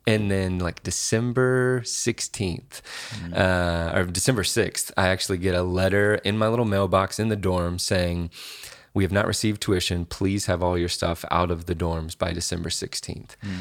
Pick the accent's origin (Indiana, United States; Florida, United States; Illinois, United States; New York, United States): Indiana, United States; Indianapolis; I grew up here, um, Indianapolis, born